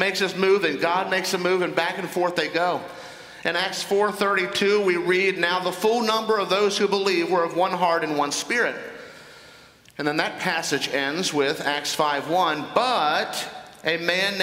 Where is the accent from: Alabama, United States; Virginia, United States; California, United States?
Virginia, United States; Northern; I was involved in a civic organization in my hometown in Northern Virginia